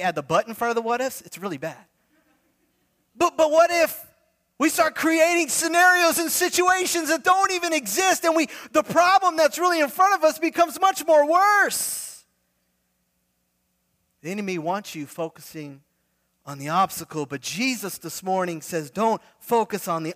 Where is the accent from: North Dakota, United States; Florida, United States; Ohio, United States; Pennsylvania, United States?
Florida, United States; Fort Lauderdale; I grew up, my dad pastors in Fort Lauderdale